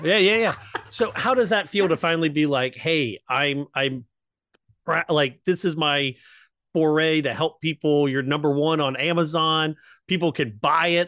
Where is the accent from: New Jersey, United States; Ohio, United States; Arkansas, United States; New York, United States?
Ohio, United States; Southwest; accent: Southwest Ohio; my Southwest Ohio ness, my hillbilliness